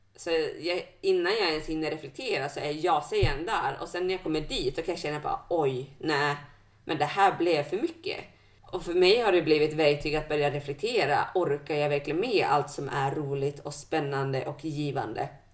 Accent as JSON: {"language": "Swedish", "town": "Bjurholm", "region": "Västerbotten County", "country": "Sweden", "tie": "born or raised there", "lives_now": "Umeå, Sweden", "said": "När jag växte upp hemma i Bjurholm"}